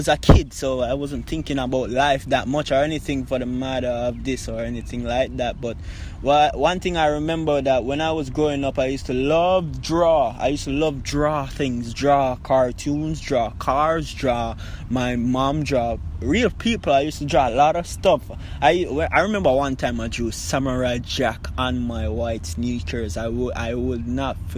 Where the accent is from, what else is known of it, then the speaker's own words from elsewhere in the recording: Kingston, Jamaica; I was born in Jubilee Hospital. That's in Kingston, downtown Kingston. Yeah, so when I was born, you know, born growing up in the ghetto of Jamaica